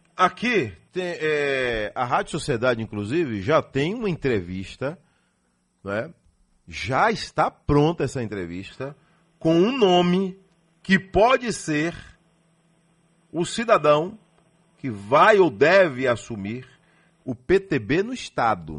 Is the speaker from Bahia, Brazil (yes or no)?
yes; Salvador, Bahia, Brazil; eu nasci em Salvador